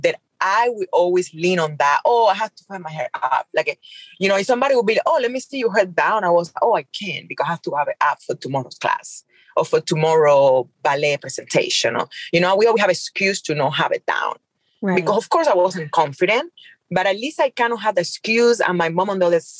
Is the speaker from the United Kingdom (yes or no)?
no; Cuba; English is a second language; moved away as an adult; now in Las Vegas, United States; I grew up in Cuba